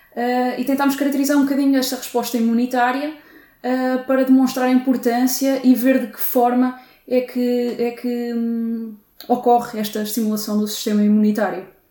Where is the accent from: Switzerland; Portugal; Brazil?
Portugal; Torres Novas, Santarém District; moved away as an adult; em Torres Novas, portanto, de onde sou natural.